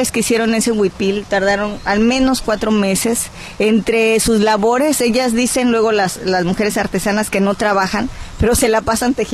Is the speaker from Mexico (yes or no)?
yes; Tierra Caliente, Guerrero, Mexico; also born or lived in Huehuetán, Costa Chica, Guerrero; yo soy de dos partes. Yo nací en la Costa Chica, en Huehuetán. En un, yo soy afro, afromexicana, eh, pero crecí en la Tierra Caliente.